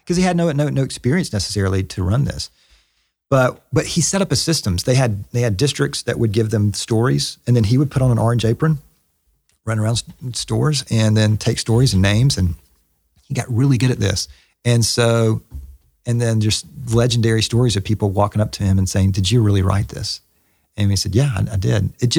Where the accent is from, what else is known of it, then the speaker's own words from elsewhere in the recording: the South, United States; accent: Southern; Even with my Southern accent up in Canada.